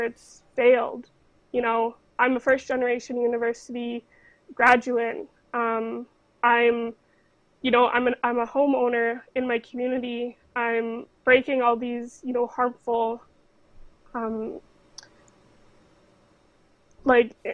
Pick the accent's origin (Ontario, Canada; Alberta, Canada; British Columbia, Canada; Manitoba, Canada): British Columbia, Canada; Fort Nelson; growing up in Fort Nelson in the North